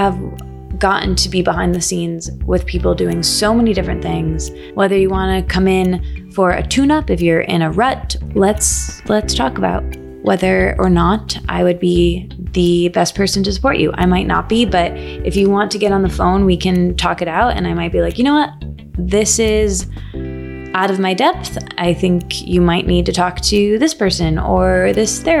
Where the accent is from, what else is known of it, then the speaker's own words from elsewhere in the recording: Michigan, United States; I'm from Michigan.